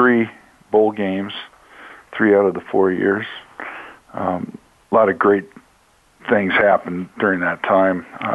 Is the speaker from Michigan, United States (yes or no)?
no; Billings, Montana, United States; everybody in my hometown in Billings, Montana got to see the games